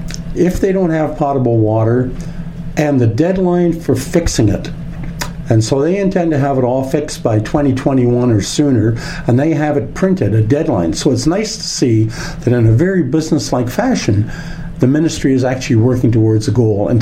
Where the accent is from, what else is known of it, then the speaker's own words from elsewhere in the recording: Canada; Being a Canadian and respecting Canadians of every possible walk of life